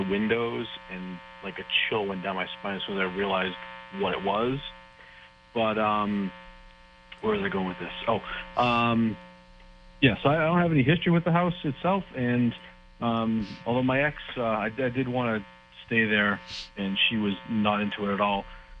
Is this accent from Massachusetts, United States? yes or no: yes; Fall River, Massachusetts, United States; now in New Bedford, United States; I'm originally from Fall River. I'm in New Bedford, but I'm originally from Fall River.